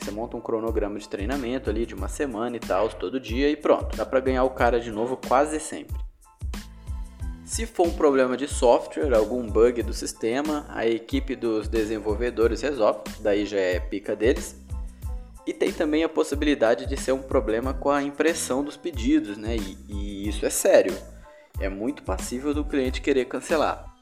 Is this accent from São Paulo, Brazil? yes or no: no; Ariquemes, Rondônia, Brazil; lá na minha cidade, em Ariquemes, Rondônia